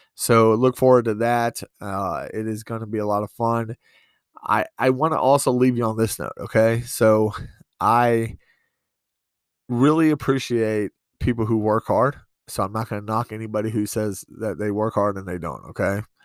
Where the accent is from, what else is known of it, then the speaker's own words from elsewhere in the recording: East Coast, United States; also born or lived in New York; now in Montana, United States; I'm from the East Coast, but I've lived in New York for a while.